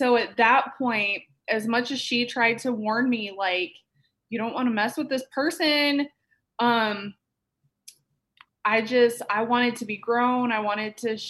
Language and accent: English; Iowa, United States; moved away as an adult; now in Phoenix, United States; I am originally from Iowa, small town, kind of up closer to Minnesota, but my hometown had about 1,300 people in it